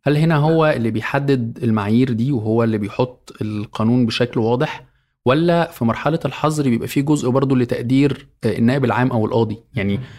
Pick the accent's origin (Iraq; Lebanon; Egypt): Egypt; عندنا في مصر